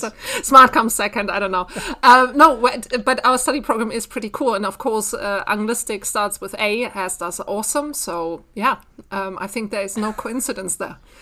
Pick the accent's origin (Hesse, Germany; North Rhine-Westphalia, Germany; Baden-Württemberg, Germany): North Rhine-Westphalia, Germany; Bielefeld; I'm originally from Bielefeld